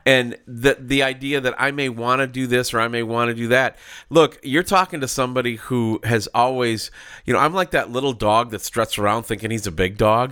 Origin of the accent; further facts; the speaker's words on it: Minneapolis, Minnesota, United States; I grew up in Minneapolis